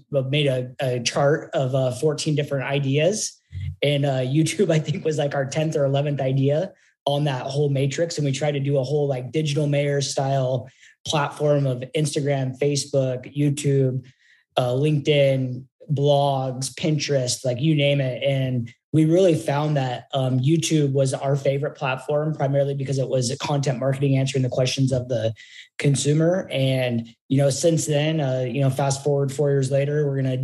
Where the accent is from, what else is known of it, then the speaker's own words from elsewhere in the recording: Portland, Oregon, United States; moved away as an adult; now in Phoenix, United States; I'm actually originally from Portland, Oregon